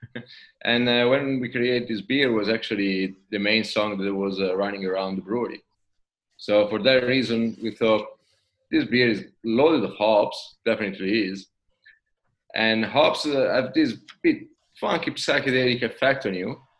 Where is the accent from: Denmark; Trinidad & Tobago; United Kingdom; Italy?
Italy; accent: Italian; English is a second language; moved away as an adult; now in Sydney, Australia; in between the name and my accent, probably you figured out that uh, I'm Italian